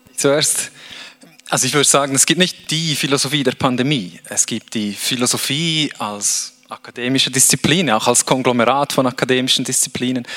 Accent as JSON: {"language": "German", "country": "Switzerland", "tie": "born or raised there", "said": "ich bin in der Schweiz aufgewachsen"}